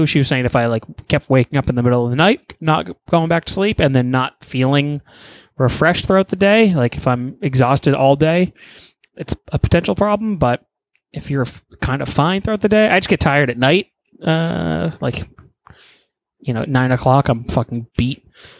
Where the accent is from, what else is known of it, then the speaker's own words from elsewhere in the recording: Texas, United States; but I'm from Texas and I can handle the heat.